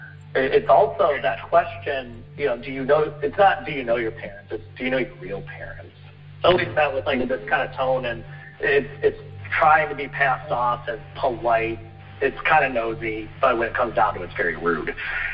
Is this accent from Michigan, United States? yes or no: yes; Detroit, Michigan, United States; also born or lived in Seoul, South Korea; I was raised in Metro Detroit